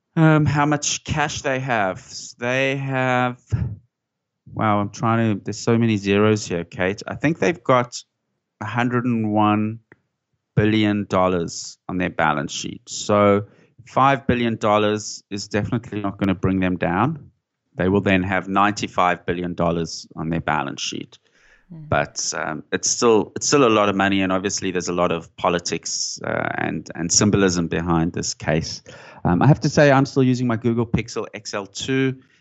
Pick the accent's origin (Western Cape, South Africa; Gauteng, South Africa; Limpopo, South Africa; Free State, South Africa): Gauteng, South Africa; Johannesburg; moved away as an adult; now in Sydney, Australia; I grew up in South Africa, in Johannesburg